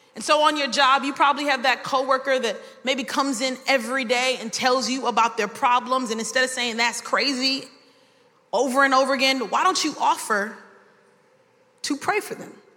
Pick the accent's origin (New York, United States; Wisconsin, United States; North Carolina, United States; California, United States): New York, United States; New York City; now in Miami, United States; I was born in Brooklyn, New York, and I might have some terms that you might not understand. We'll say some things in New York like, it's mad brick.